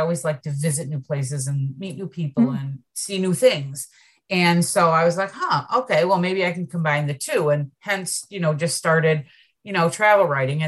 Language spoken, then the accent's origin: English; Central New York, United States; moved away as an adult; now in Mississippi, United States; I'm originally from Central New York